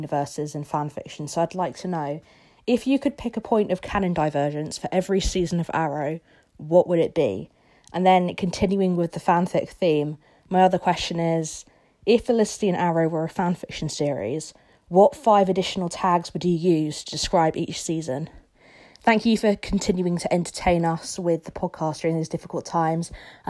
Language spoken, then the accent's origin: English; United Kingdom; accent: British; here from the UK.